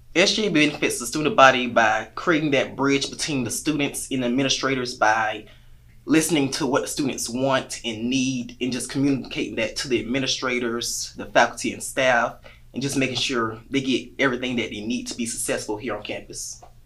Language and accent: English; Augusta, Georgia, United States; I'm from Augusta, Georgia, the soulful city, the real 706.